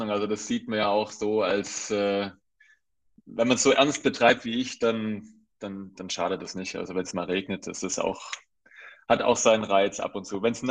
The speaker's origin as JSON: {"language": "German", "town": "Heidenheim", "region": "Baden-Württemberg", "country": "Germany", "tie": "born or raised there", "said": "Und dann bin ich auch in Deutschland aufgewachsen, in Region Heidenheim, auch zur Schule gegangen, Gymnasium"}